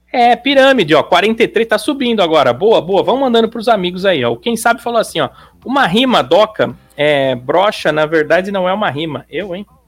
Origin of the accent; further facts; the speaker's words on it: São Paulo, Brazil; Eu sou de São Paulo